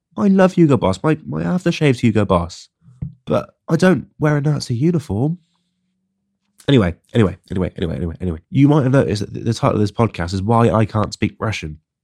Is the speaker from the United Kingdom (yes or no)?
yes; England, United Kingdom; in my my home country of of England. I'm not from London